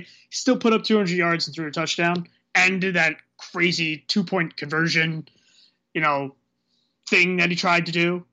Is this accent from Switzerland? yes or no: no; New Jersey, United States; I'm from New Jersey and I'm Irish